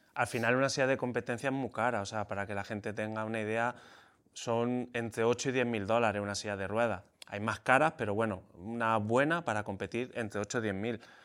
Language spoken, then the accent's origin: Spanish; Spain; corría en España, hacía carreritas ahí por la región donde yo vivía